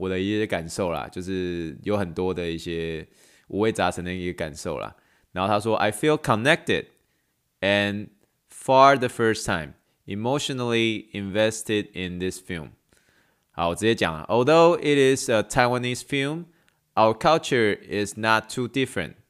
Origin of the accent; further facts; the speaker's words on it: China; now in Canada; 最主要原因是因为我是从嗯中国移民到加拿大。